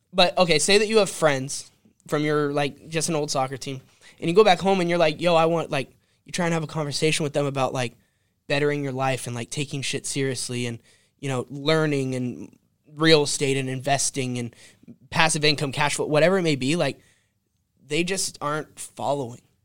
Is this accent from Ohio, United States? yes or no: no; California, United States; I'm a boy from California, born and raised